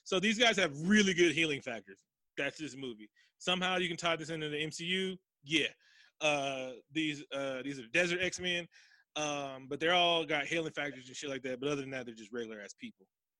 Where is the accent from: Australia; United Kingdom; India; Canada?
United Kingdom; Yeah, we've all seen Austin Powers. I'm British.